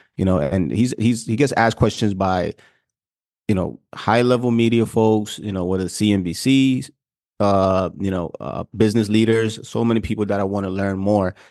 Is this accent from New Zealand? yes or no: no; Ghana; moved away; I'm from Africa, I'm from Ghana, and so part of our diet is actually heavy starch